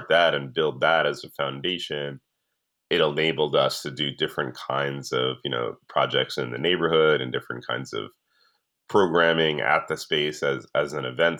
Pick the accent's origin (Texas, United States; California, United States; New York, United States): New York, United States; I'm from New York, I grew up in New York